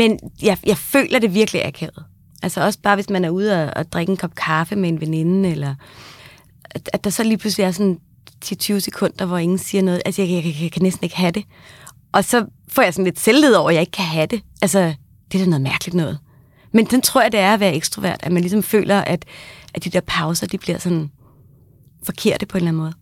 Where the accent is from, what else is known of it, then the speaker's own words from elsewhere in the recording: Kagerup, Capital Region of Denmark, Denmark; jeg kommer fra Kagerup, der ligger lige ved siden af Hillerød